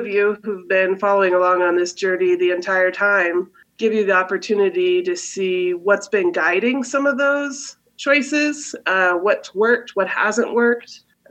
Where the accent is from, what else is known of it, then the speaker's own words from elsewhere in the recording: Intermountain West, United States; now in Wyoming, United States; I grew up in the Jello Belt, the Intermountain West